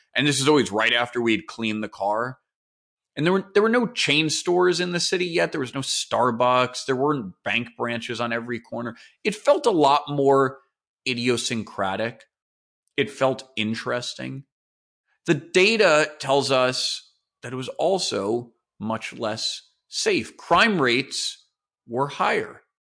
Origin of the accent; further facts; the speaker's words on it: New York City, New York, United States; I live in New York City. I've lived here my entire life, I guess, other than when I went away for school. But when I grew up in New York in the nineteen eighties